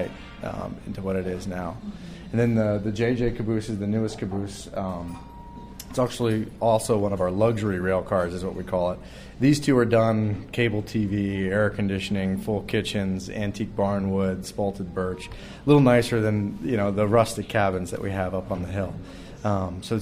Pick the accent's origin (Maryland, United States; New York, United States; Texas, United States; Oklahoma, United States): Maryland, United States; Easton; also born or lived in Baltimore; now in Montana, United States; I'm from Maryland originally. Grew up back there